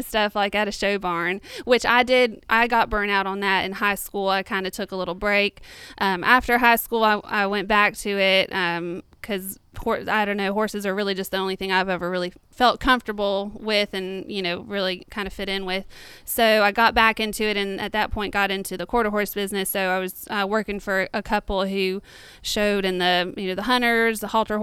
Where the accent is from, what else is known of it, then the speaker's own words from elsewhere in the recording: Florida, United States; I was born and raised in Florida